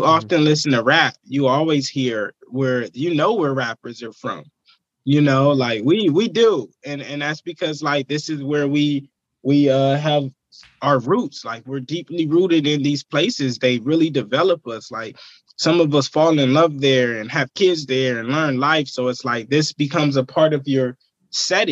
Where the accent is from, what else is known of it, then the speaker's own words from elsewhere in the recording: Vallejo, California, United States; it's just where I'm from. It's where I've gained all my experience and my knowledge, and where I've experienced life